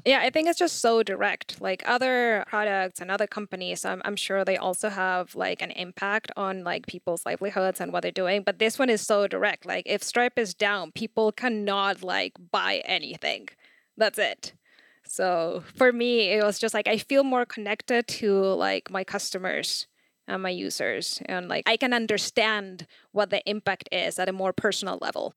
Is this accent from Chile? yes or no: yes; Chile; I'm from Chile.